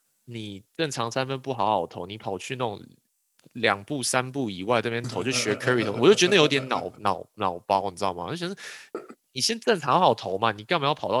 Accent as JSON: {"language": "Chinese", "region": "Yilan County", "country": "Taiwan", "said": "比如说我宜兰人，宜兰要打四四的哦"}